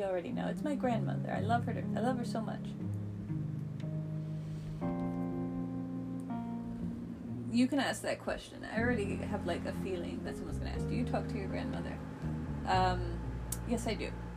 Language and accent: English; United States; I'm an American